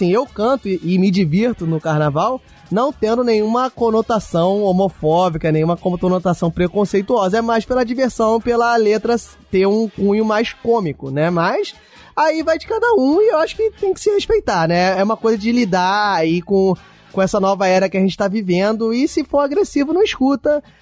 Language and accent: Portuguese; Rio de Janeiro, Brazil; eu vou botar aqui minha opinião como carioca.